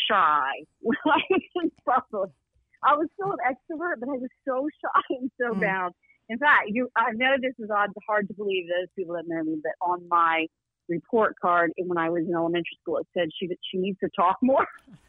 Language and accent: English; the South, United States; So there's blessings of growing up in the South, and just the wonder of family, and so beautiful, and just watermelon, and, you know, staying up late in the summer.